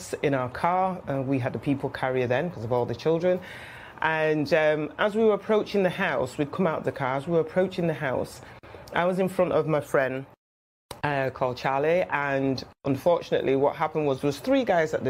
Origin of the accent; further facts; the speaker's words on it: Manchester, North West England, United Kingdom; moved away as an adult; also born or lived in London; now in Manchester, United Kingdom; I am a Mancunian, born and bred.